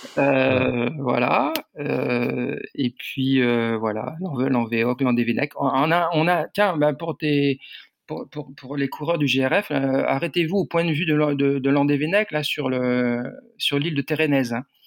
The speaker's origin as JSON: {"language": "French", "town": "Landerneau", "region": "Brittany", "country": "France", "tie": "born or raised there", "also_born_or_lived": "Brignogan-Plage", "said": "je suis originaire de, de Landerneau, certes, mais aussi de Brignogan-Plage."}